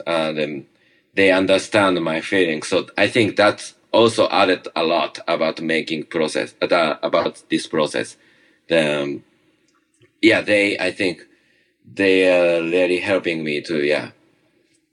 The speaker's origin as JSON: {"language": "English", "region": "Tokyo", "country": "Japan", "tie": "born or raised there", "also_born_or_lived": "small island in Japan", "second_language": "English", "moved": "as an adult", "lives_now": "New York City, United States", "said": "I was originally from Tokyo, it's a kind of big kind of city."}